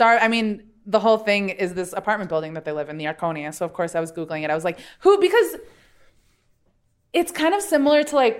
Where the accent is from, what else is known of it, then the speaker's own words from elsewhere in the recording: New York City, New York, United States; as a New Yorker